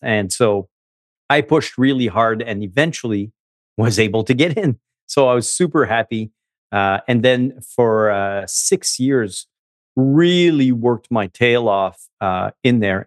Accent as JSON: {"language": "English", "town": "Montreal", "region": "Quebec", "country": "Canada", "tie": "born or raised there", "said": "I grew up in Montreal, um, from a, a French Canadian mom and a Vietnamese dad"}